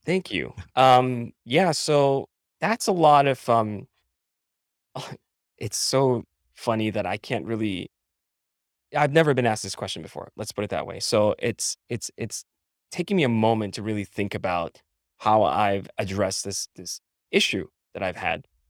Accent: Philippines; moved away as an adult; now in United States; I was born and raised in the Philippines

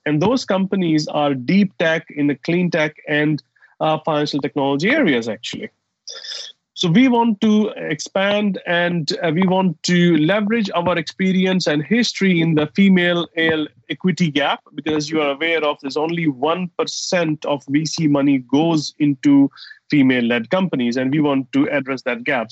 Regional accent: Saudi Arabia; also born or lived in United States / Dubai; now in London, United Kingdom; I grew up in Saudi Arabia and I have lived in US, in Dubai, and of course living in London for last 15 years

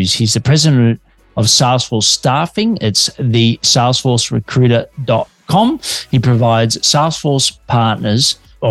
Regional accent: Australia; Detecting an accent, I'm an Aussie working globally from Melbourne, Australia.

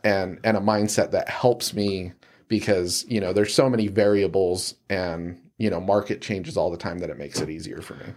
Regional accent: Salt Lake City, Utah, United States; I'm from Salt Lake City, um, you know, born and raised

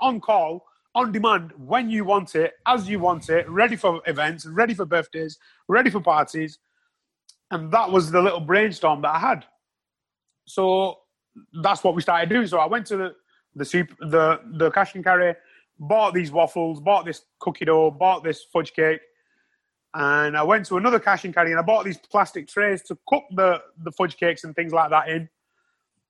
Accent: Wrexham, Wales, United Kingdom; my hometown

